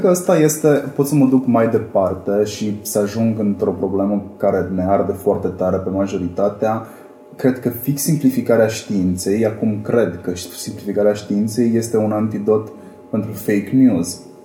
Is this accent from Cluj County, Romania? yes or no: yes; Cluj-Napoca, Cluj County, Romania; vin din Cluj